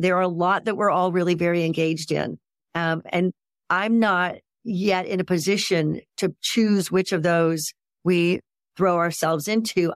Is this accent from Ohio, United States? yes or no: yes; Ohio, United States; I was raised in Ohio